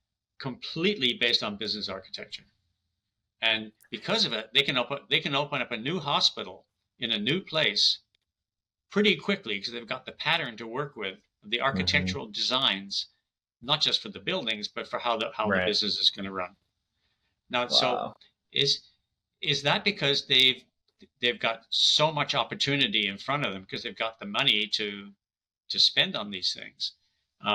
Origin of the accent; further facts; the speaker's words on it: Canada; I'm Canadian